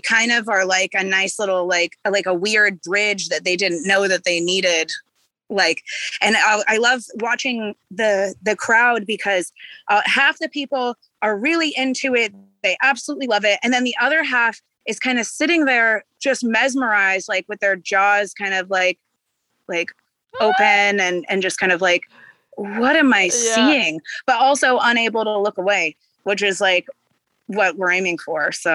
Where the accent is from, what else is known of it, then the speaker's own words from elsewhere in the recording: Corvallis, Oregon, United States; moved away as an adult; also born or lived in Portland, Oregon; now in California, United States; I'm from like a small town called Corvallis. It's like where the university is here. But I've lived in Portland since I was like 15.